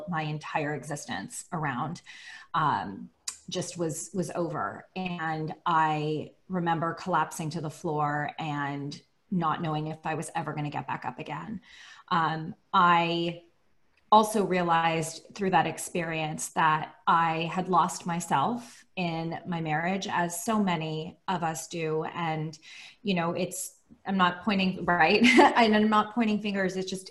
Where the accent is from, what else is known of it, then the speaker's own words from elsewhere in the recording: Bay Area, California, United States; now in Los Angeles, United States; I live in Los Angeles, California, but I'm originally from the Bay Area